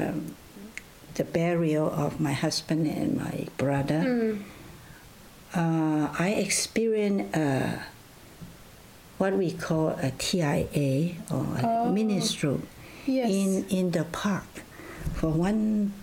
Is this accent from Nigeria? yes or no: no; China; also born or lived in Loma Linda, United States / Vancouver, Canada / Hergelia, Romania; now in Canada; where I was born, then it was in China